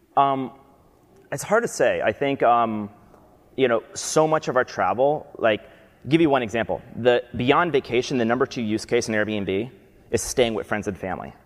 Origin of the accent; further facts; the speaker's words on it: Albany, New York, United States; moved away; I'm from Albany, New York, upstate New York.